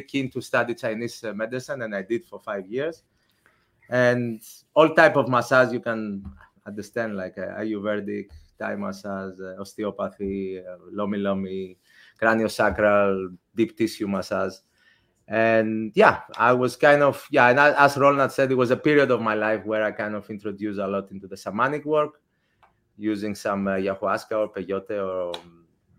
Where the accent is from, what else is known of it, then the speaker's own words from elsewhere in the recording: Athens, Attica, Greece; I grew up in Athens